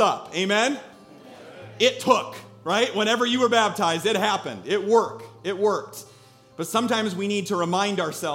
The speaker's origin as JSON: {"language": "English", "region": "Iowa", "country": "United States", "said": "We're from Iowa"}